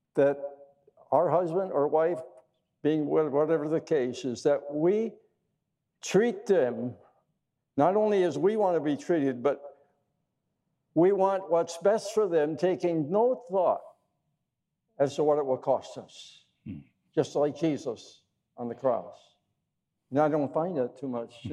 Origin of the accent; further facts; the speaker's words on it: Wisconsin, United States; I grew up in the wonderful state of Wisconsin. I was born in Wisconsin into a Christian family